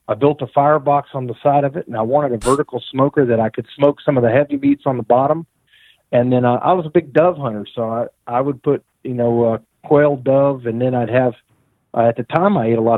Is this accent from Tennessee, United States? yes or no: yes; East Tennessee, United States; also born or lived in Nashville; I was raised up in East Tennessee